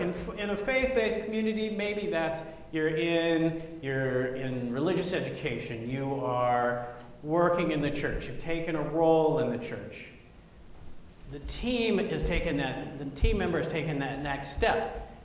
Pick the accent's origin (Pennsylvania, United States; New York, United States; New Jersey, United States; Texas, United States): Texas, United States; Grapevine; moved away as an adult; I went back to Grapevine, Texas for my 30 year high school reunion